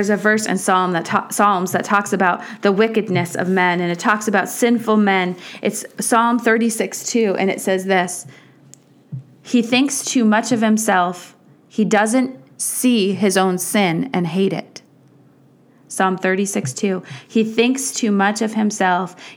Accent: United States; for us as American Christians

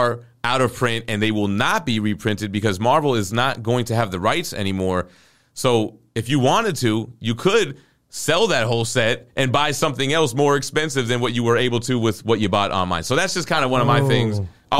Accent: Florida, United States; I'm from South Florida, and Trick Daddy's got a song called Nan

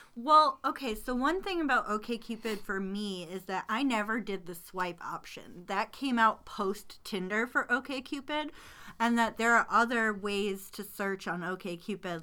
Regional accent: Detroit, Michigan, United States; I'm from Detroit

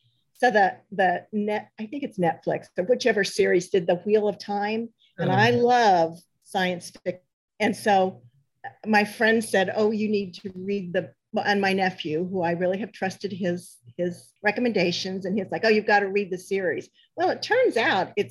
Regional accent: Kansas, United States; now in Austin, United States; I'm from Kansas

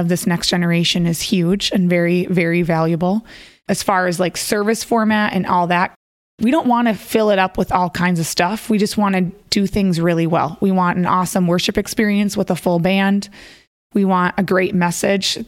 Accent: Minnesota, United States; I grew up in Minnesota and I'm one of three girls

